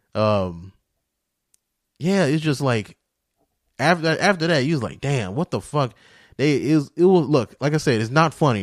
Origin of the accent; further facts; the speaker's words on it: St. Louis, Missouri, United States; now in Las Vegas, United States; my hometown, where, the place I was raised, not Vegas, but, uh, uh, Saint Louis.